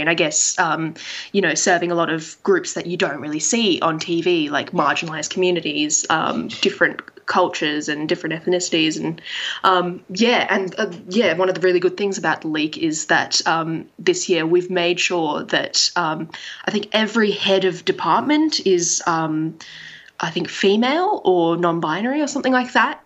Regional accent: Australia; I'm Asian Australian.

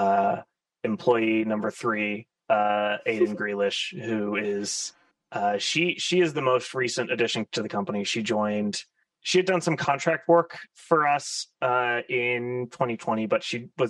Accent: Florida, United States; moved away as an adult; also born or lived in San Francisco area, United States; I've since moved home to where I grew up in Florida.

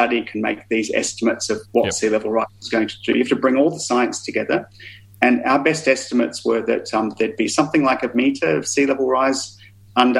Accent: Melbourne, Victoria, Australia; moved away as an adult; I grew up in Melbourne, but I've been away for 20-something years

